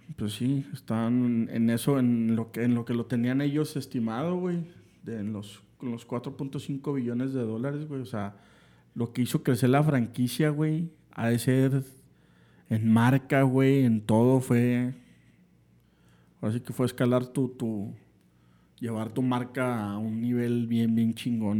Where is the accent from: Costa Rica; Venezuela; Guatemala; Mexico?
Mexico; como aficionado eh, mexicano